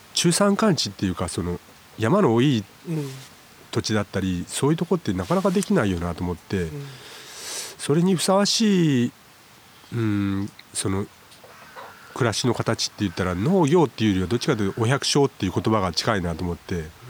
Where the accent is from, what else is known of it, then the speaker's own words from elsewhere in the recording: Yamaguchi, Japan; moved away as an adult; now in Suo-Oshima, Japan; 生まれは山口市で、うん、えっ、とそこで育って